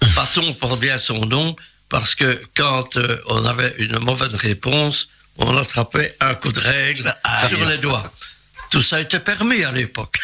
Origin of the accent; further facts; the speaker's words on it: Charleroi, Wallonia, Belgium; un pur Carolo. Je suis né à Charleroi, exactement à Marchienne-au-Pont.